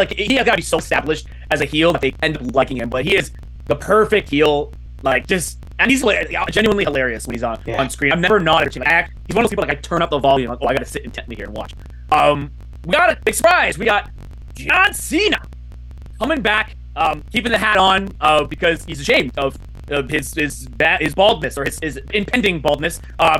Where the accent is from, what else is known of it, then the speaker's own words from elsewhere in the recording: Woodbridge, Ontario, Canada; I grew up in Woodbridge, a suburb of Toronto